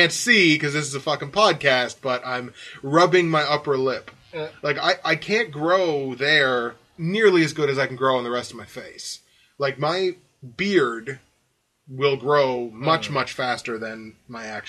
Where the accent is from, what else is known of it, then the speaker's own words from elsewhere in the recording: Bridgewater, Nova Scotia, Canada; my hometown, Bridgewater, North Scotia